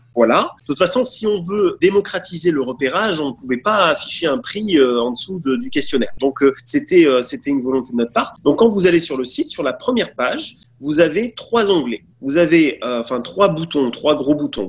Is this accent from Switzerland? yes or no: no; Nice, Provence-Alpes-Côte d'Azur, France; je viens, je viens du sud, je viens de Nice.